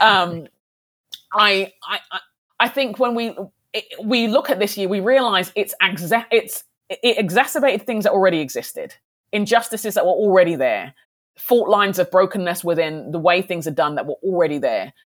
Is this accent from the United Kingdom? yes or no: yes; United Kingdom; I'm a black Brit, I'm a Nigerian Brit